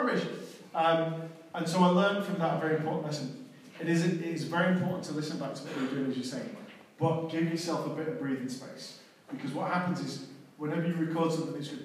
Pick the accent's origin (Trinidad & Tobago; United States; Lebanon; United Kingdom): United Kingdom; Manchester, North West England; I'm born and bred in Manchester